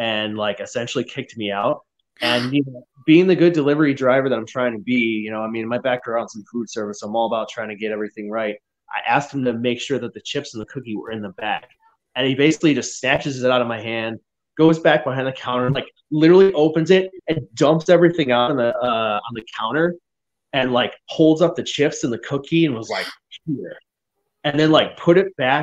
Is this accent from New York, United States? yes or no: yes; Rochester, New York, United States; now in Pacific Northwest, United States; I'm from Rochester, New York